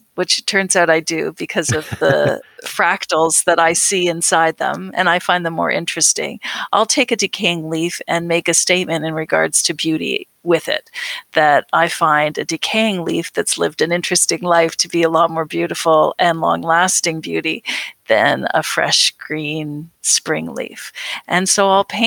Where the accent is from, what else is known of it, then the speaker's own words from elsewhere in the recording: Canada; we think of home. We think of Canada